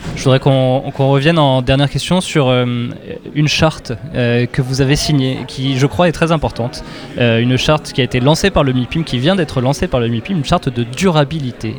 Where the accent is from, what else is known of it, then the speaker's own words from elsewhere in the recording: French and Francilien, Île-de-France, France; en tant que Français et Francilien